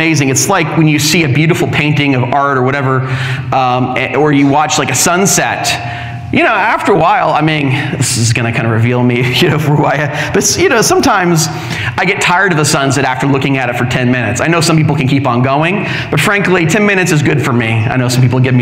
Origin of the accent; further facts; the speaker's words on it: Orange County, California, United States; moved away; I'm from Orange County